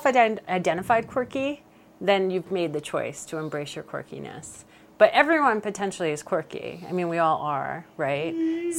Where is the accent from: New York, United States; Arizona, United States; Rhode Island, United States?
Rhode Island, United States; moved away; I grew up in Rhode Island, which is a very quirky, interesting state